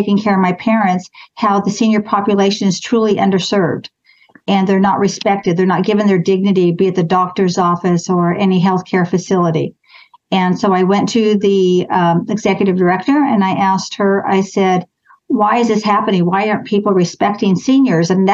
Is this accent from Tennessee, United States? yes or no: no; Clovis, California, United States; I grew up in Clovis. I've never moved or lived anywhere else. Went to Clovis High School